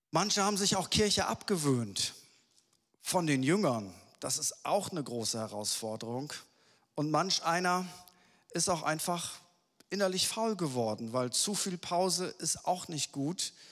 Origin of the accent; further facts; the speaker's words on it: Lower Saxony, Germany; Und ich bin ja Ostfriese und ich weiß, ich bin hier äh, in Hannover, das ist immer eine, eine Challenge.